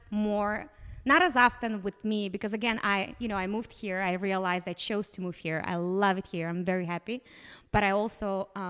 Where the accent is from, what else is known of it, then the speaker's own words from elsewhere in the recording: Moldova; Moldova specifically, just going to my home country, like, let's go explore the rest of the world.